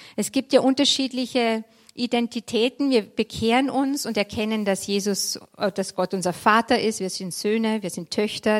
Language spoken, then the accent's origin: German; Vienna, Austria; moved away as an adult; also born or lived in Munich / Berlin; now in Freilassing, Germany; Ich, ich komme ursprünglich aus Wien, Niederösterreich